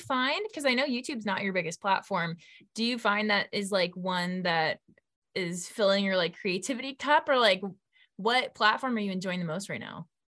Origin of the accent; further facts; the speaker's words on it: California, United States; we're from California